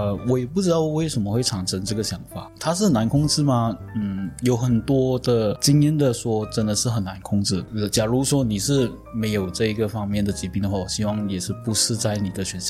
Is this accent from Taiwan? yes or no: no; Penang, Malaysia; 有有，我是槟城人嘛，我知道他甚至在这个时候，他们也是有做治安队在桥上巡逻